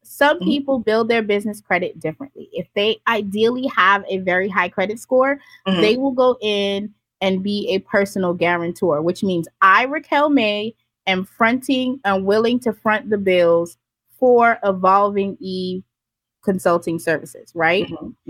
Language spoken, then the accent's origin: English; Jamaica; also born or lived in Florida; Like when I lived in Florida, I lived everywhere. I'm Montana, Florida. I'm from Jamaica.